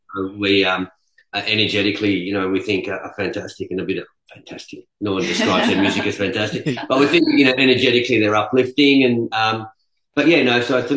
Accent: Perth, Western Australia, Australia; now in United Kingdom; President Street's actually the name of the street that I grew up in Perth

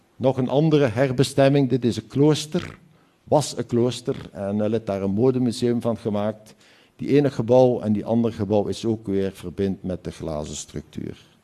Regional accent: Hasselt, Flanders, Belgium; dit is mijn provincie waar ik vandaan kom, zo ons ligt. Hier is nog een stukje van Nederland en dan is, is heel nabij Duitsland ook. En dit is de skyline van mijn stad

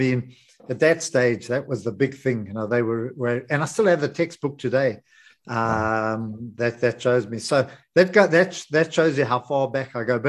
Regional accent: Johannesburg, Gauteng, South Africa; I grew up in Greenside

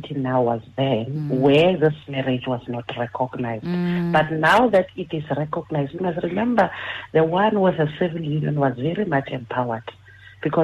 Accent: South Africa

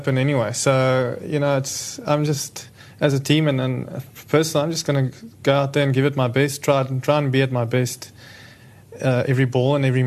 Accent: Pretoria, Gauteng, South Africa; Growing up in Pretoria, Northerns, Titans, always very competitive throughout school and provincial cricket

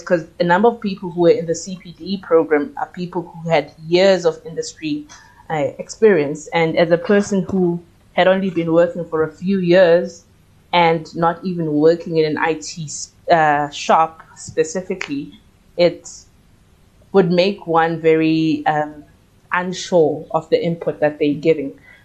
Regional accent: Soweto, Gauteng, South Africa; I am a Soweto born and raised baby, and I did most of my schooling in Soweto

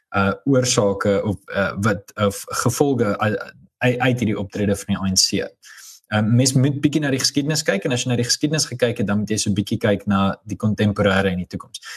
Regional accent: South Africa; ons as Afrikaners

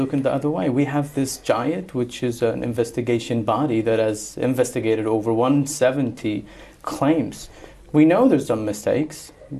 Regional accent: Sana'a, Amanat Al Asimah, Yemen; I'm from Sana'a. I'm from those territories. My family's is there.

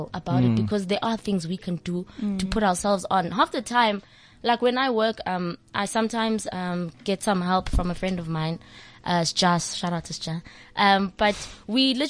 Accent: Johannesburg, Gauteng, South Africa; we're girls from Diepkloof, you know, and our parents worked their butts off to put us in those schools

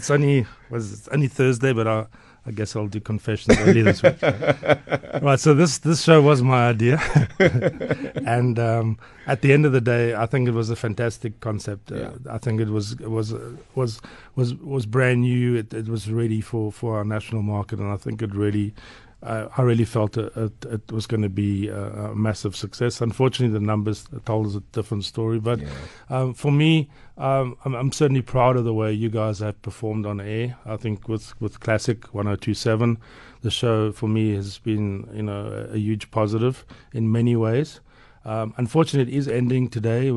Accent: Port Elizabeth, Eastern Cape, South Africa; now in Johannesburg, South Africa; growing up in Port Elizabeth

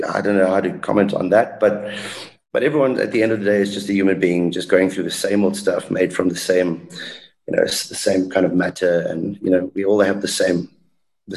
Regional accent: South Africa; I'm South African, you know. I come from a very bilingual house

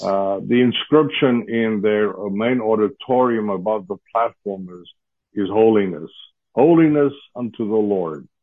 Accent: South Africa; moved away as an adult; now in Dallas, United States; I'm originally from South Africa, uh, but we've been living in the United States now for 37 years.

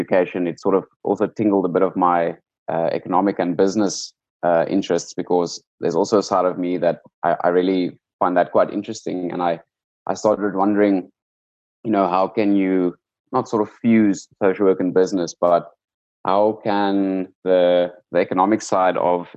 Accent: South Africa; growing up in South Africa

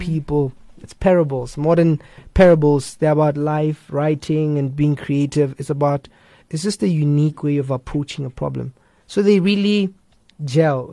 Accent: Limpopo, South Africa; moved away; also born or lived in West Rand / Pretoria / Cape Town; I grew up in Limpopo. Uh, that's where I grew up.

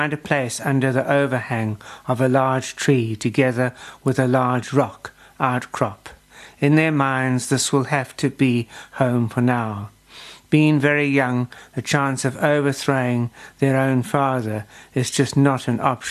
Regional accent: South Africa; as a South African

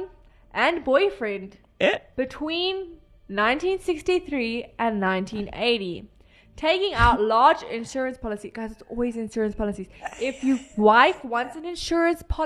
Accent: South Africa; I'm South African

